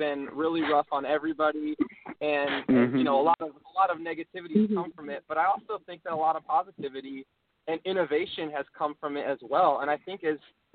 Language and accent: English; Tustin, California, United States; moved away as an adult; also born or lived in Arizona; now in Nashville, United States; I'm from a town called Tustin, and Tustin is in the smack dab middle of Orange County, California